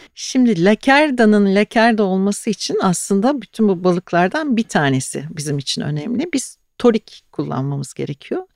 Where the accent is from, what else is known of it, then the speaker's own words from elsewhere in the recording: Ayancık, Sinop, Turkey; now in Istanbul, Turkey; çocukluğumda Karadeniz'de Sinopluyum ben. Sinop'ta, Ayancık'ta her evde tuzlu balık yapılırdı.